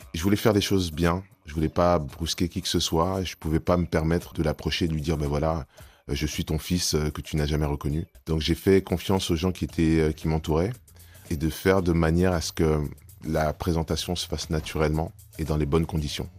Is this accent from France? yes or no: yes; France; je suis né en France, j'ai été éduqué dans le système français